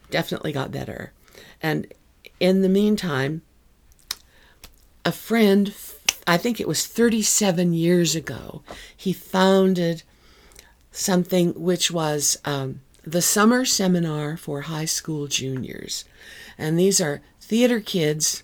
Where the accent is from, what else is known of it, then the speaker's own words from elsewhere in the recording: Wyoming, United States; my family is from Texas. I grew up in Wyoming.